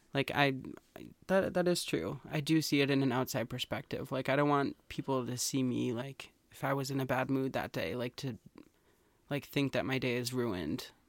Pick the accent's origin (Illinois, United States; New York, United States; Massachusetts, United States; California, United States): Massachusetts, United States; We're from Massachusetts.